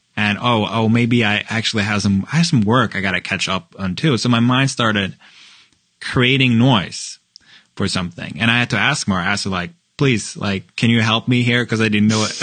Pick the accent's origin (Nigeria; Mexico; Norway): Norway; now in Chicago, United States; I'm from Norway and we're white